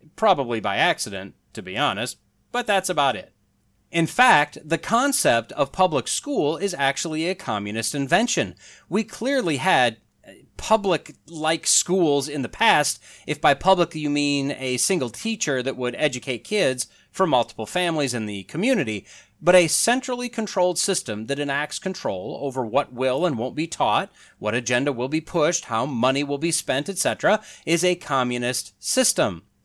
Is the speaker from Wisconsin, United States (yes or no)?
yes; Wisconsin, United States; moved away as an adult; I claim Wisconsin is my home state, not by birth, but that's where I lived nearly my entire life until I graduated college